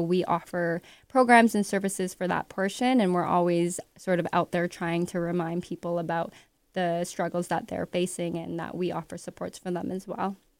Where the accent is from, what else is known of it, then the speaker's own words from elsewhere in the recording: Ottawa, Ontario, Canada; moved away as an adult; now in Toronto, Canada; I was born in Toronto, but raised in Ottawa. Moved here at nineteen